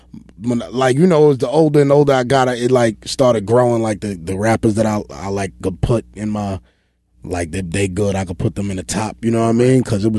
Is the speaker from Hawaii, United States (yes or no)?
no; Arkansas, United States; people are like, yo, man, I feel like I'm from New York, man, and I'm from Arkansas.